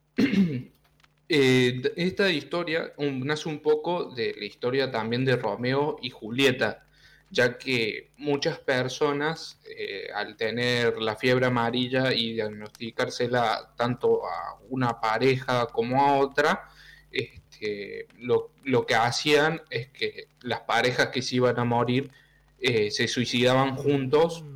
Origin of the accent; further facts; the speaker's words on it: Argentina; Yo soy de Argentina